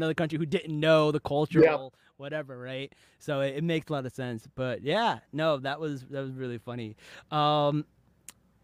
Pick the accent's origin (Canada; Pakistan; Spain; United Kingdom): Pakistan; As a Pakistani